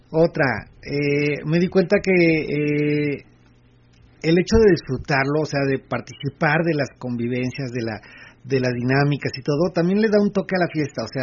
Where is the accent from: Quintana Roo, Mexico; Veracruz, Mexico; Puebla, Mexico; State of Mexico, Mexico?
State of Mexico, Mexico; no soy del DF somos del Estado de México